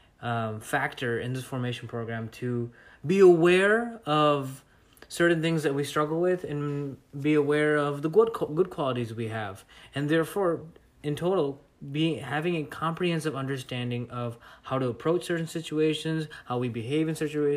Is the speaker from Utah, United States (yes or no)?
no; Chicago, Illinois, United States; now in Florida, United States; I'm originally from Chicago, and I moved here to Florida.